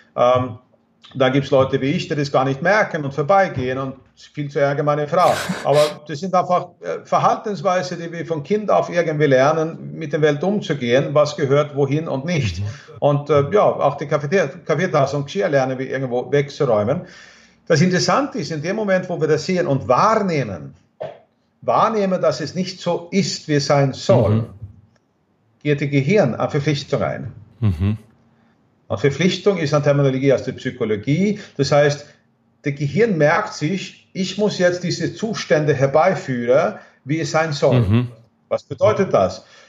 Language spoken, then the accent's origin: German; Sweden; German is a second language; moved away; in Schweden, wo ich herkomme